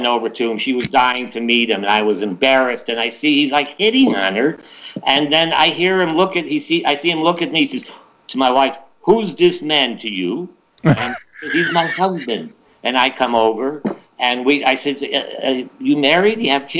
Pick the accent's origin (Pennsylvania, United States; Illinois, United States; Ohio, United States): Ohio, United States; born or raised there; also born or lived in Germany